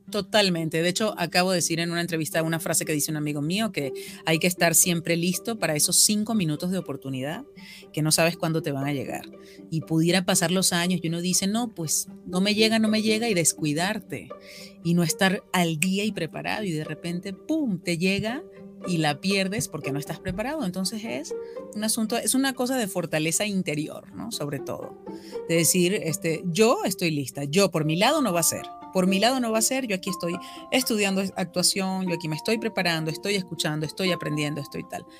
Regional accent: Venezuela; accent: Venezuelan; now in Mexico; mi acento venezolano

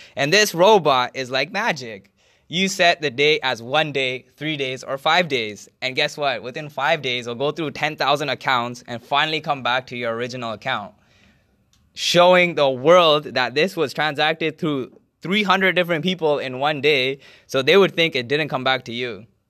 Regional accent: Canada; I'm a Canadian and my bank is from Canada

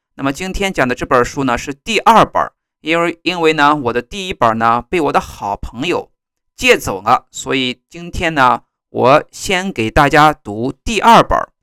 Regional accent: China; 在我们中国呢，我们把它叫做语文

